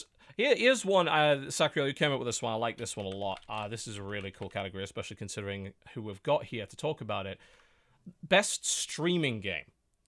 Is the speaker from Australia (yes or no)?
no; United Kingdom; and I'm a British lefty